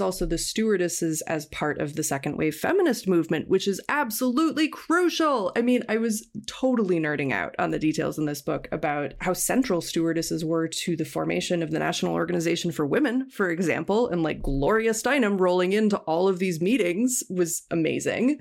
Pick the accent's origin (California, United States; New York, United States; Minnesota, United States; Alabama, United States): Minnesota, United States; Minneapolis–Saint Paul; I grew up in the Twin Cities of Minnesota